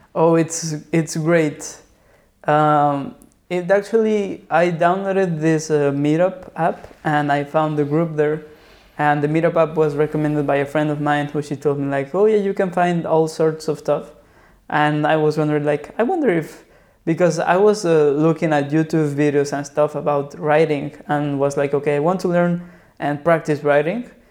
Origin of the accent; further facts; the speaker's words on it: Mexico City, Mexico; moved away as an adult; now in Lisbon, Portugal; I was born and raised in Mexico City.